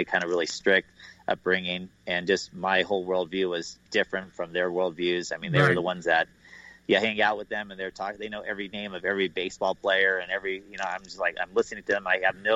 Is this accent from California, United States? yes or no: yes; Los Angeles, California, United States; Grew up in Los Angeles